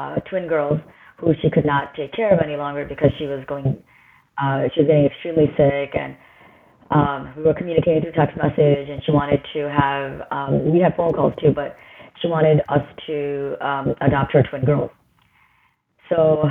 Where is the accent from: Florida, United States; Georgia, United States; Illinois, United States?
Illinois, United States; Chicago; now in Orlando, United States; So I'm originally from the Chicagoland area. I live in Orlando now.